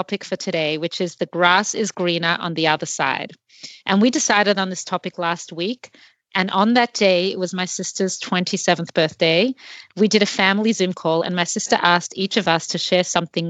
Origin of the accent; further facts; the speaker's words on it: Australia; moved away as an adult; By that age, I had already had the experience of living in a few different places. I'm from Australia. I guess you can hear from my accent.